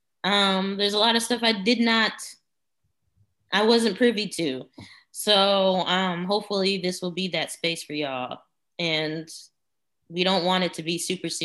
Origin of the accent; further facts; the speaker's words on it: Houston, Texas, United States; We are from Houston, the land